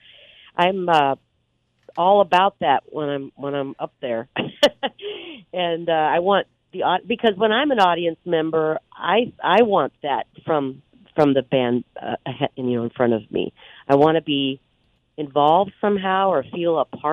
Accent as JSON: {"language": "English", "town": "Omaha", "region": "Nebraska", "country": "United States", "tie": "born or raised there", "said": "when I was growing up in the Midwest, in Omaha, Nebraska"}